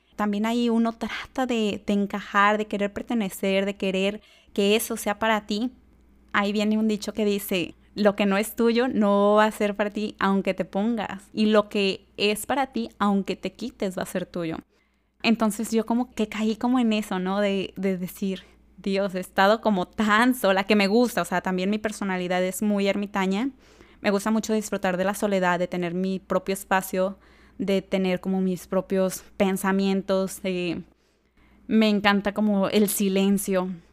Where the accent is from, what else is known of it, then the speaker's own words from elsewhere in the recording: Tala, Jalisco, Mexico; also born or lived in Guadalajara; Yo soy de Tala, Jalisco, una ciudad pequeña cerca a Guadalajara